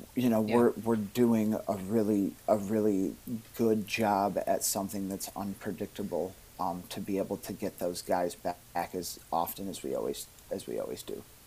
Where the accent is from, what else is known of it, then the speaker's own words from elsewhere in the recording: Cooperstown, New York, United States; I was born in Cooperstown, New York, uh, home of baseball, where the Hall of Fame is.